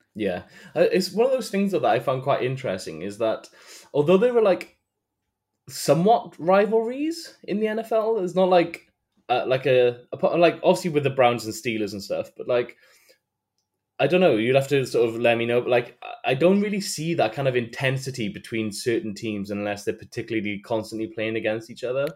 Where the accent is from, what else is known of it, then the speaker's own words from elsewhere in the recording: Wales, United Kingdom; I am from Wales.